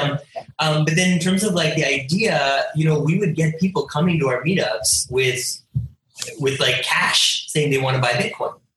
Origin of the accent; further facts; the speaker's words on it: Toronto, Ontario, Canada; moved away as an adult; now in India; my parents are from India. I was born and raised in Canada